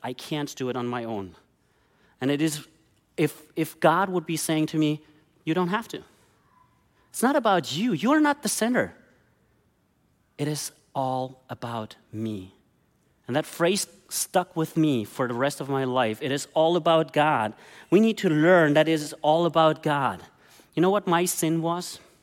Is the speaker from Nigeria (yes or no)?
no; Germany; moved away as an adult; I grew up in Germany